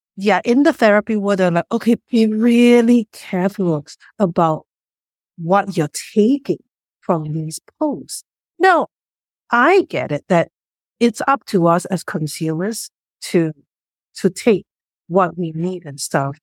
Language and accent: English; Singapore; moved away; I grew up in Singapore